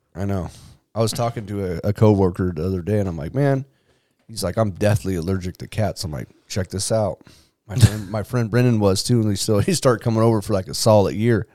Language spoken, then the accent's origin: English; San Diego, California, United States; I grew up in Claremont too with my grandma